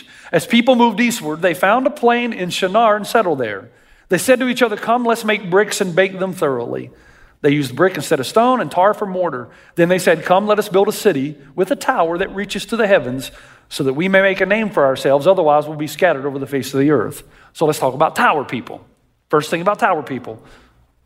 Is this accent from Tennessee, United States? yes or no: yes; Tennessee, United States; I grew up in Tennessee